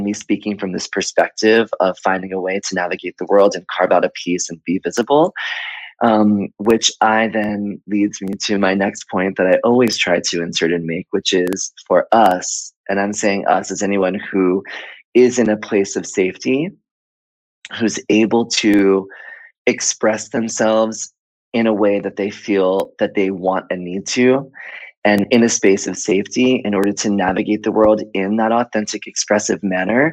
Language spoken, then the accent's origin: English; Miami, Florida, United States; moved away; also born or lived in Atlanta / Fort Lauderdale / New York City / Chicago; I was born in Miami and I grew up there